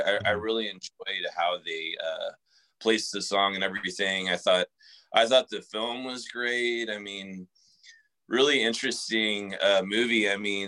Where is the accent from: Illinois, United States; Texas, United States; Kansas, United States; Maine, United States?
Texas, United States; San Antonio; I grew up in San Antonio, which, you know, isn't like the biggest market for sports teams at all.